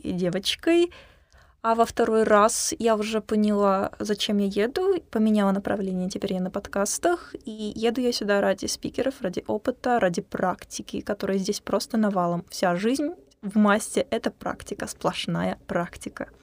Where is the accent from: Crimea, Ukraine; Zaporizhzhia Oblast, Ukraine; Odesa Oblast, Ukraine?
Crimea, Ukraine; Kerch; now in Sevastopol; приехала к вам из солнечного града Севастополя, Ака из Крыма, сама из Керчи.